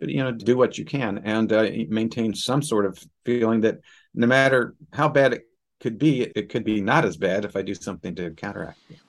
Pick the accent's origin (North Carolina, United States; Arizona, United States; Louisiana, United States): Arizona, United States; Tucson; moved away as an adult; also born or lived in Boston; growing up in Tucson, Arizona